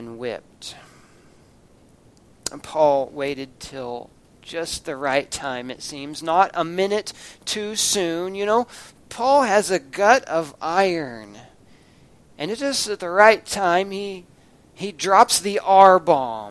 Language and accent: English; United States; our rights as American citizens